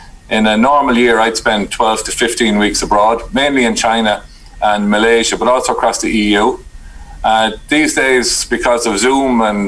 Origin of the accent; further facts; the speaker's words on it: New Ross, Leinster, Ireland; now in Carlow, Ireland; I was born and reared just outside of New Ross in County Wexford.